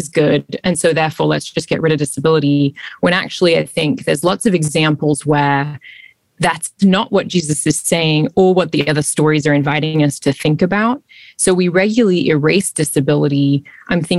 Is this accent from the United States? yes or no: no; Australia; moved away; also born or lived in London; I'm originally from Australia. And I've also lived in London